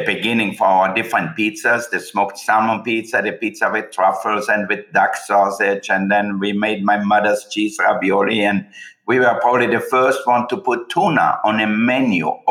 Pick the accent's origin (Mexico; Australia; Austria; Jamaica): Austria; moved away; I was born in Austria.